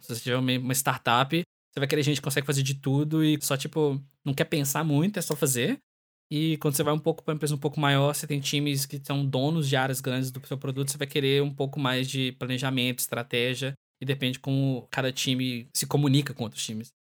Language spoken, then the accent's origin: Portuguese; Brazil; moved away; sendo brasileiro